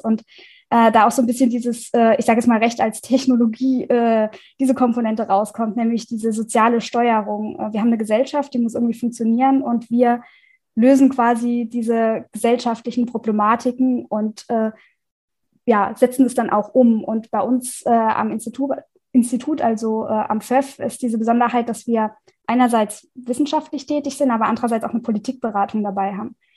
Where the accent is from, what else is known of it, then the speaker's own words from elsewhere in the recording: Rhineland-Palatinate, Germany; Ich komme aus der Pfalz